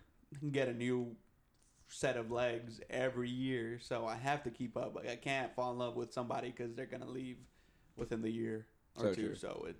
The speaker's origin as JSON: {"language": "English", "region": "California", "country": "United States", "said": "I'm from California"}